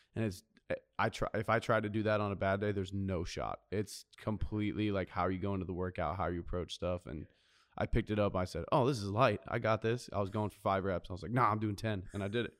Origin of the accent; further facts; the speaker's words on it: Carlsbad, California, United States; also born or lived in Nashville, Tennessee / New Jersey; I grew up in Carlsbad. I was actually born in Nashville, Tennessee, and lived for a short time in New Jersey